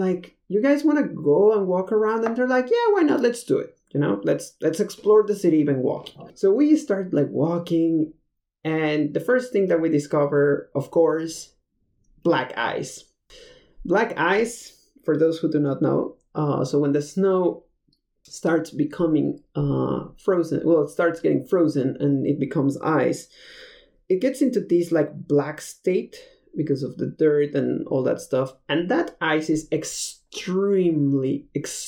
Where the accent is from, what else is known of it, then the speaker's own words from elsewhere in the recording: Mexico City, Mexico; moved away as an adult; also born or lived in Detroit, Michigan / Spain; I am from Mexico City